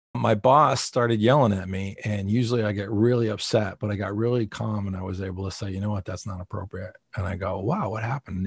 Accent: New Jersey, United States; I'm a guy from New Jersey

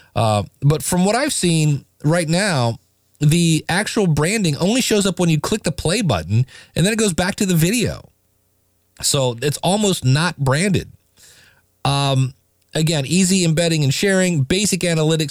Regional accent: United States; I'm an American

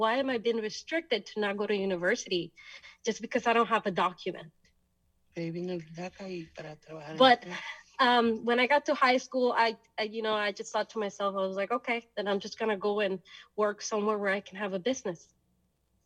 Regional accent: Houston, Texas, United States; also born or lived in El Salvador; they decided to come back to Houston, Texas, which is where we reside at the moment

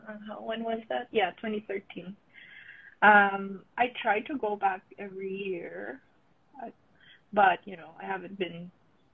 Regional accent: Manila, Metro Manila, Philippines; moved away as an adult; now in Vancouver, Canada; I was born and raised in Manila, so like the city itself is just like so different every time I come back home.

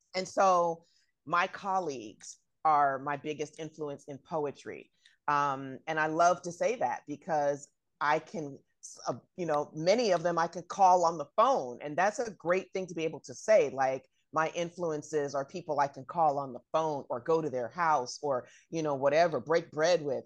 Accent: Bay Area, California, United States; I'm from the Bay Area

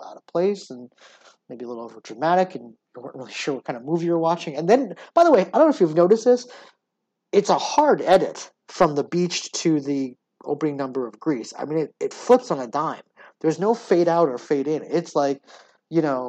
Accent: Hamden, Connecticut, United States; My hometown, Hamden, Connecticut, has one of those types of schools

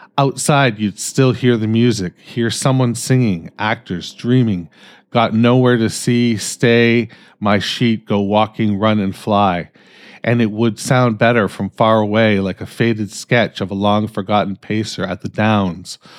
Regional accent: Canada; I'm fucking Canadian

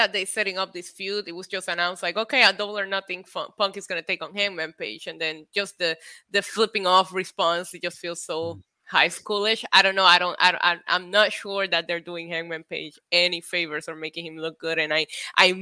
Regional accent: Puerto Rico; Born and raised in Puerto Rico

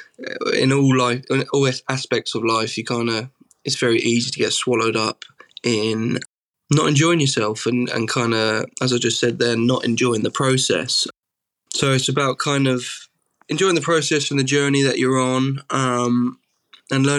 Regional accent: Suffolk, East of England, United Kingdom; I'm from Suffolk

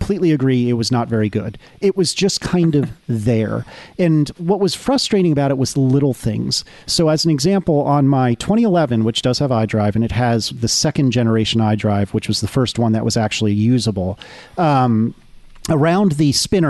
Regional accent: Northeast, United States; also born or lived in the South; I'm from the Northeast, but I've spent enough time in the South

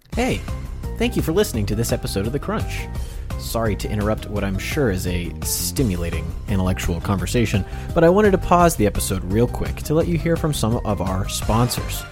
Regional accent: United States; we grew up in the Catholic Church in America

